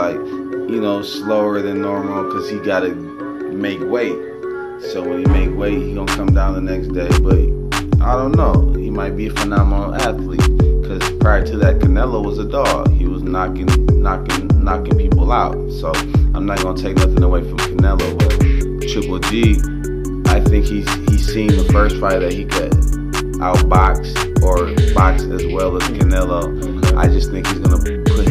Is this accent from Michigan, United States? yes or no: yes; Michigan, United States; now in Las Vegas, United States; I'm originally from Michigan